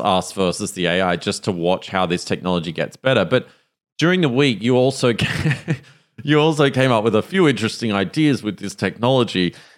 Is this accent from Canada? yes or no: no; Australia; accent: Australian